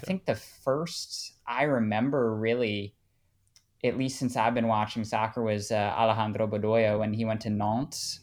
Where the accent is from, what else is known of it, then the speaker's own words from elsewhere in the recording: United States; moved away as an adult; now in Austria; being the only American that I know